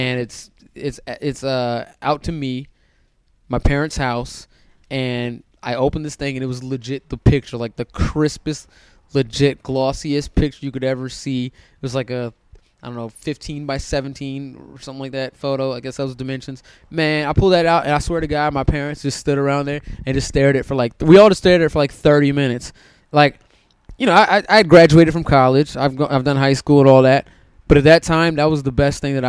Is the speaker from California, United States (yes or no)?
no; Silver Spring, Maryland, United States; moved away as an adult; also born or lived in Hyattsville, Maryland; now in Los Angeles, United States; I grew up in Silver Spring, Maryland